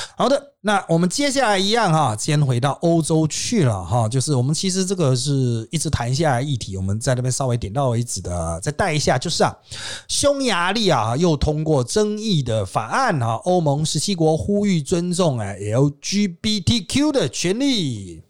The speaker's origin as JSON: {"language": "Chinese", "country": "Taiwan", "tie": "born or raised there", "said": "我们小的时候在台湾"}